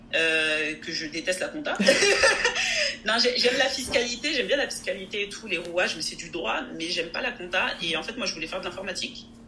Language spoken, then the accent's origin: French; France; Je suis française, je suis née en France, mais je suis aussi d'origine togolaise et de nationalité togolaise